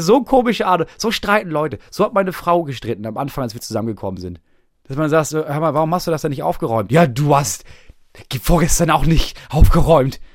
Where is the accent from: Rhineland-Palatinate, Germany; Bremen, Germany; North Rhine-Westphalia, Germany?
Bremen, Germany; moved away as an adult; wann bin ich aus Bremen weggezogen? Vor drei Jahren.